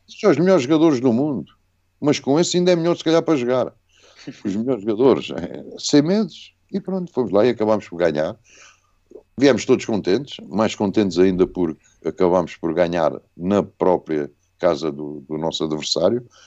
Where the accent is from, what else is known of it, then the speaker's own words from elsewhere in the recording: Moita, Setúbal, Portugal; also born or lived in Sion, Switzerland; Não, sou, não somos do Ribatejo, Moita é Extremadura